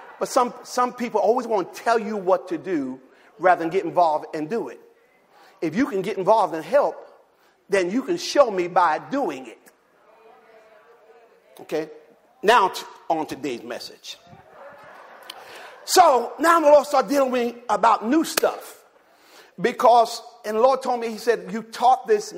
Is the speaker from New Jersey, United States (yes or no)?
yes; Jersey City, New Jersey, United States; now in the South, United States; my hometown, Jersey City, New Jersey